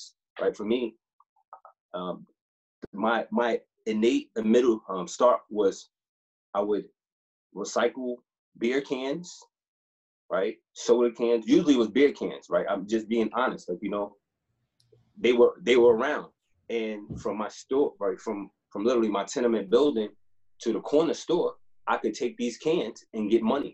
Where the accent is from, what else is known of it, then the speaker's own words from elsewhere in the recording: New York City, New York, United States; I grew up in Harlem in the 80s, right? So, you know, Harlem, New York